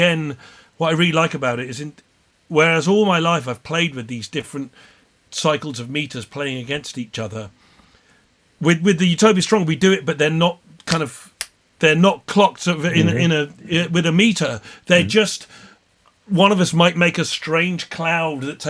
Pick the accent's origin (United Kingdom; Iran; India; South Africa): United Kingdom; Plymouth, South West England; growing up in Plymouth